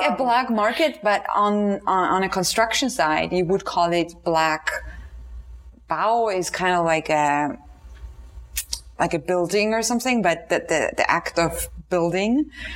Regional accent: Austria; Since I'm from Austria, I speak German

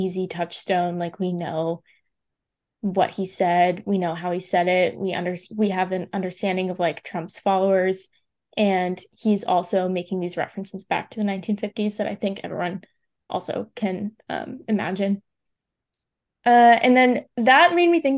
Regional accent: United States; I'm an American

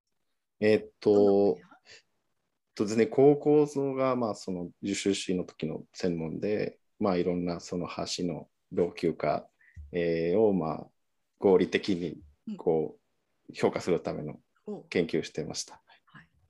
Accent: Mexico; first language Spanish; Japanese is a second language; moved away as an adult; also born or lived in Niigata, Japan; now in Japan; 生まれも育ちも。

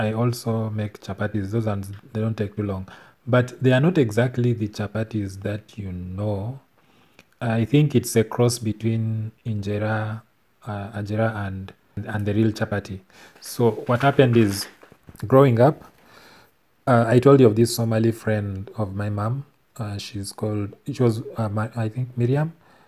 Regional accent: Tororo, Eastern Region, Uganda; I grew up in Tororo

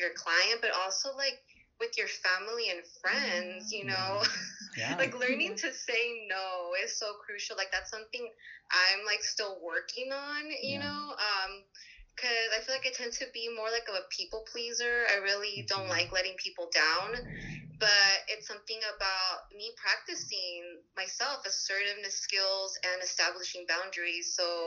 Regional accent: Los Angeles, California, United States; I'm from another hood too. It's Pacoima.

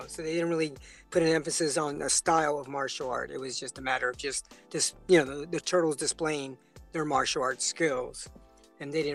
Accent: San Francisco, California, United States; I was raised in San Francisco, so it was in the Sunset District

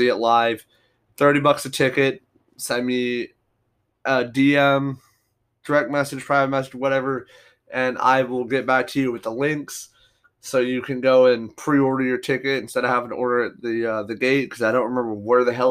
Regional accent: United States; as an American

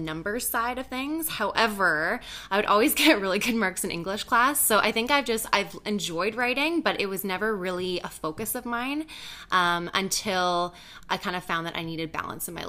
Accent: Belleville, Ontario, Canada; also born or lived in Ottawa; now in Toronto, Canada; I was actually born in Ottawa, but I grew up in Belleville, Ontario

